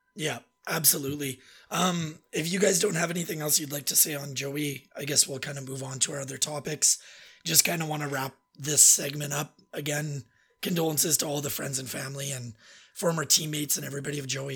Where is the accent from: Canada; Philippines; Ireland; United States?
Canada; Red Deer, Alberta; I grew up with him in Red Deer.